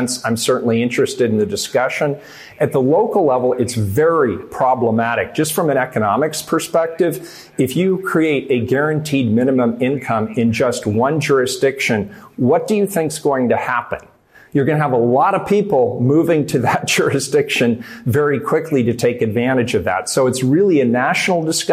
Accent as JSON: {"language": "English", "town": "Portland", "region": "Oregon", "country": "United States", "tie": "born or raised there", "said": "born and raised in Portland"}